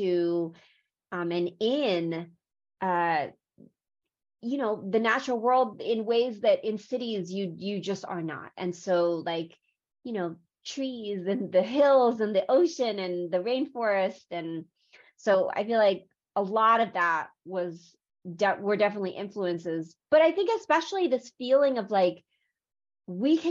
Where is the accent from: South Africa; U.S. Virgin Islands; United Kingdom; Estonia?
U.S. Virgin Islands; also born or lived in South Korea; I was born in Korea. I was adopted to St. Croix in the U.S. Virgin Islands when I was 6 months old